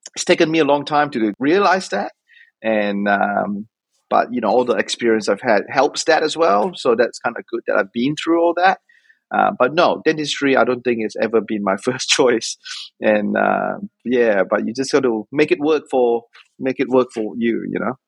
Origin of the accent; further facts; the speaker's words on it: Auckland, New Zealand; also born or lived in Otago / Australia; I came to Otago from Auckland because I did high school in Auckland